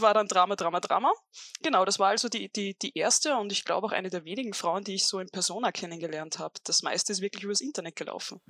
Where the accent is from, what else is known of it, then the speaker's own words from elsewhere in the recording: Upper Austria, Austria; als eigentlich Oberösterreicherin